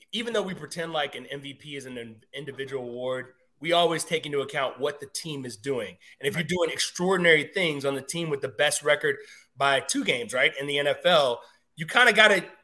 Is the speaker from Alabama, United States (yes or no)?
yes; Alabama, United States; I'm from Alabama.